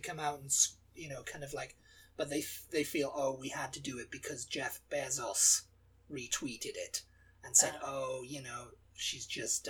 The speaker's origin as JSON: {"language": "English", "country": "Canada", "said": "oh, you're American, what state are you from? And it's like, I'm actually Canadian."}